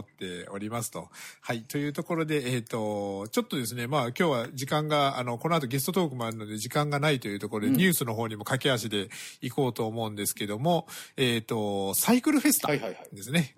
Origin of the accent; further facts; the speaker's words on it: Fukuoka, Japan; now in Iki, Japan; 僕も福岡出身なので